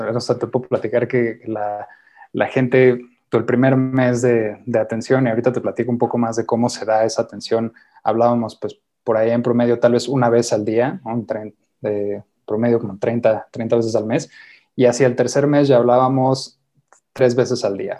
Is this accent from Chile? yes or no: no; Mexico; somos mexicanos